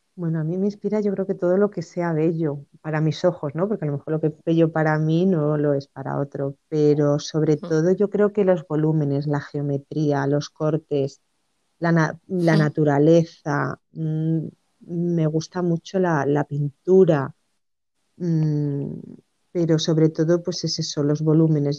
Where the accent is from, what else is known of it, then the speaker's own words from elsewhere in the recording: Cáceres, Extremadura, Spain; yo nací en, en Cáceres, en Extremadura y, desde pequeña pues em, vi a mi madre siempre coser